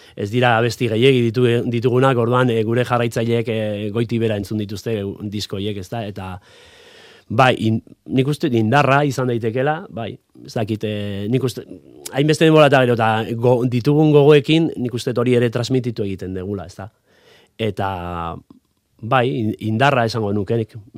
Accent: Pasaia, Basque Country, Spain; ni pasaitarra naiz, paisai San Pedrokoa naiz

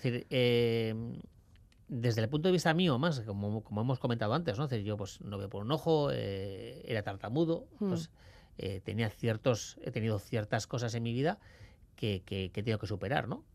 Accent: Basque Country, Spain; como buen vasco

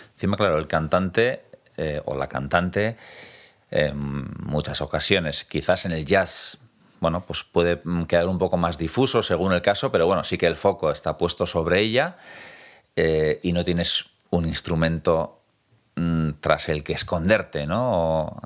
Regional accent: Tolosa, Basque Country, Spain; yo que soy de Tolosa

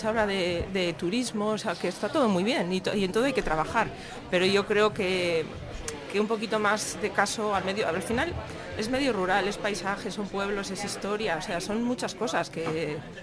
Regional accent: Samaniego, Basque Country, Spain; yo vengo de Samaniego

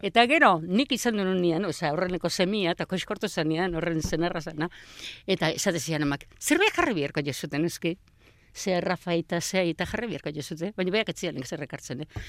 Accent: Hernani, Basque Country, Spain; also born or lived in Astigarraga; Hernani jaio

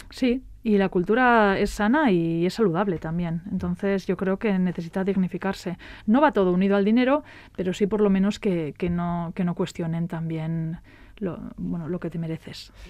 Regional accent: Falces, Navarre, Spain; mi pueblo, en Navarra, en Falces

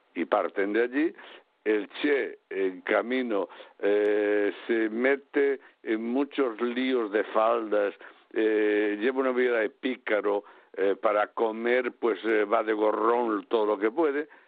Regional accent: Galicia, Spain; desde que nací en mi casa, en mi pueblo, eh, teníamos un hotel

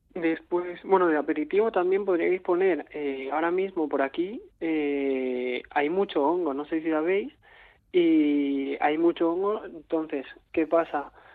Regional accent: Catalonia, Spain; yo vengo de Cataluña

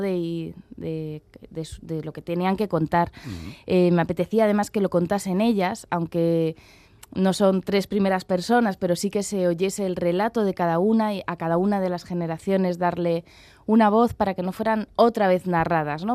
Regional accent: Madrid, Community of Madrid, Spain; moved away as an adult; also born or lived in Basque Country; yo soy de Madrid, me he criado en Madrid

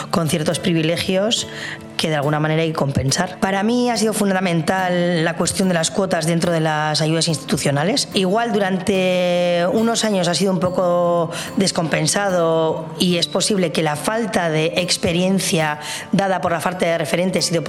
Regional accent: Bilbao, Basque Country, Spain; now in San Sebastián, Spain; Y es que, bueno, yo soy de Bilbo, pero al estudiar aquí también todo mi entorno cinéfilo, cinematográfico, se construye en Donosti.

